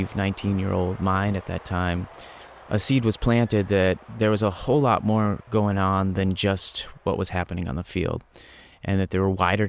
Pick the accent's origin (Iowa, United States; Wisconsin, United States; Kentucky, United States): Wisconsin, United States; I grew up in Wisconsin, where I was an avid sports fan